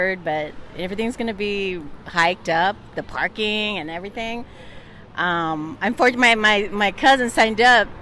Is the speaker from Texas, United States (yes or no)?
no; Torrance, California, United States; I'm from Torrance area.